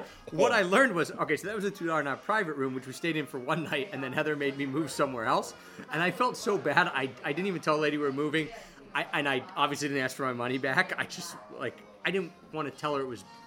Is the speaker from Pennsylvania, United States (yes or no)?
yes; Philadelphia, Pennsylvania, United States; also born or lived in Japan; Philadelphia, my hometown